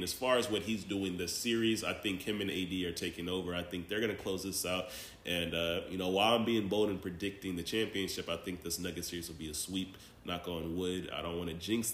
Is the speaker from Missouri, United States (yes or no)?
yes; St. Louis, Missouri, United States; I'm from St. Louis, Missouri. I grew up watching the great show on turf